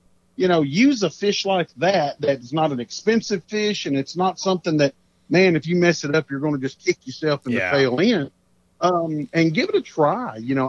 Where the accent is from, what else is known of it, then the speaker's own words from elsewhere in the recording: Texas, United States; born there; So I'm Cajun. I may have been born in Texas, but I got that Cajun roots all around me.